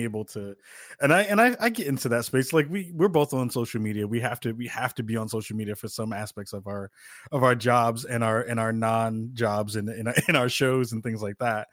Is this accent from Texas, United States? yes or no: no; New York City, New York, United States; moved away; myself as a former New Yorker